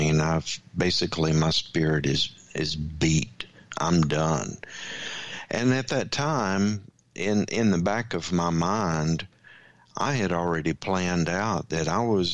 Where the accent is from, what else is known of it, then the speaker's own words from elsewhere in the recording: Louisiana, United States; I grew up in the Bible Belt down in Louisiana